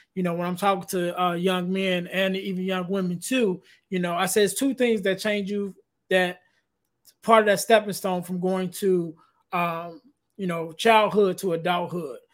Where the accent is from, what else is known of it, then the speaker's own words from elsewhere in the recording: Chicago, Illinois, United States; I'm from Chicago